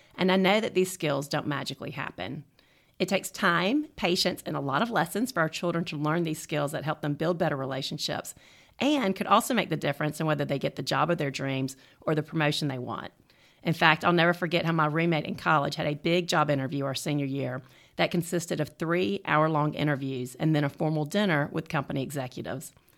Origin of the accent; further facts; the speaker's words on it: the South, United States; I was raised in the South